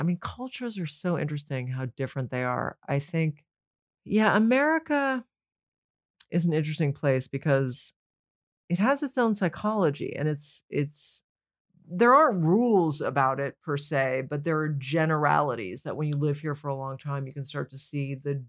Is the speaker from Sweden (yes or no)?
no; Canada; now in United States; I was coming from Canada. That's like sliding through a side door.